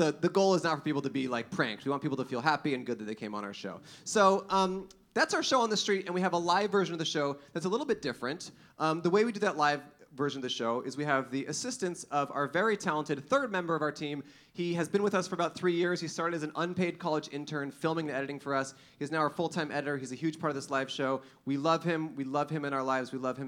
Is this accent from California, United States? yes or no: yes; Los Angeles, California, United States; Oh, right. We're from Los Angeles, so yeah.